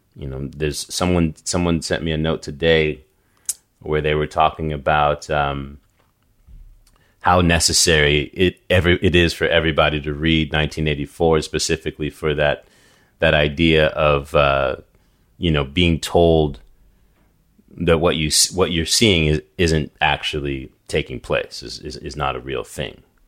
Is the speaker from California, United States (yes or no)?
no; New York City, New York, United States; moved away; also born or lived in New England; I grew up, before I moved to New England, I, I grew up in New York. I lived in Staten Island